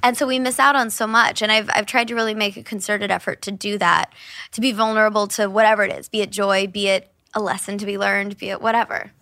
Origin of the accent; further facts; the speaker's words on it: Kansas City, United States; growing up in Kansas City all happened at my grandparents' house